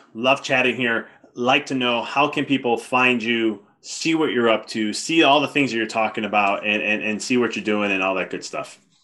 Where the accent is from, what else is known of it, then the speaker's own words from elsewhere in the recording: Chicago, Illinois, United States; I'm from Chicago too